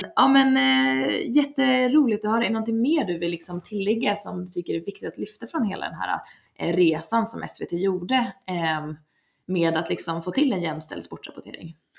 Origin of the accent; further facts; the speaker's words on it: Leksand, Dalarna County, Sweden; jag kommer från Leksand